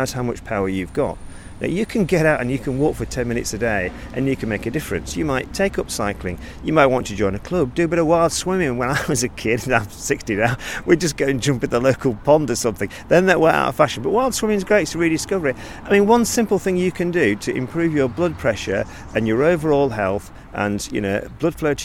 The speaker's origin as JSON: {"language": "English", "town": "Lancaster", "region": "North West England", "country": "United Kingdom", "said": "I'm based in Lancaster. I'm from Lancaster"}